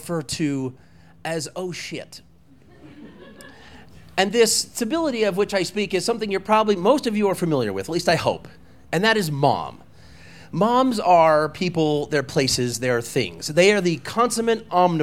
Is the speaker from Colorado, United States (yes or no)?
yes; Walden, Colorado, United States; I was a husky boy, and I grew up in Walden, Colorado